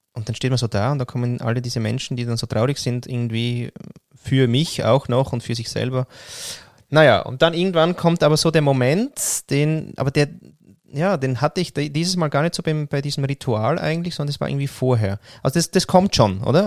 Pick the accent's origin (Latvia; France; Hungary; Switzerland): Switzerland; also born or lived in Austria; zu Hause oder wirklich heimisch fühle ich mich in der Schweiz, weil da bin ich aufgewachsen